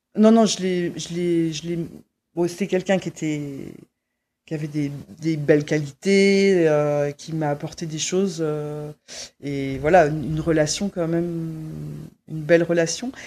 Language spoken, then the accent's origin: French; Quimper, Brittany, France; je suis née euh, en Bretagne, euh, voilà, dans, un, dans une ville qui s'appelle Quimper